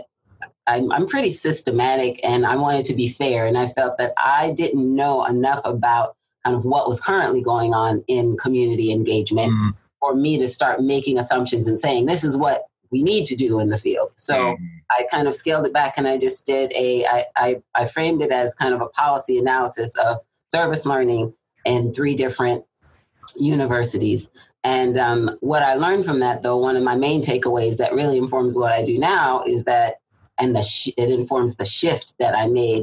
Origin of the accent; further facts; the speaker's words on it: Southern California, United States; moved away; also born or lived in Atlanta, Georgia / Irvine, California; I'm from Southern California